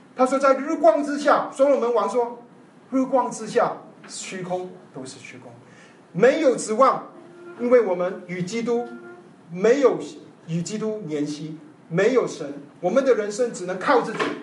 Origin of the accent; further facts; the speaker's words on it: China; 我们中国人不是亚伯拉罕的后裔